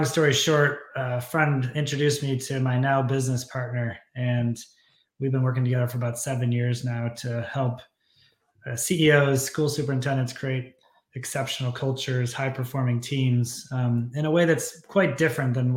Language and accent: English; Michigan, United States; also born or lived in New Mexico / Chicago / Tanzania; I grew up in Michigan here